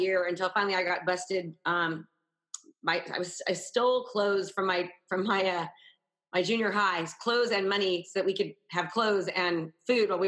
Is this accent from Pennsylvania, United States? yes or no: no; Northern California, United States; I grew up in Northern California, about an hour from San Francisco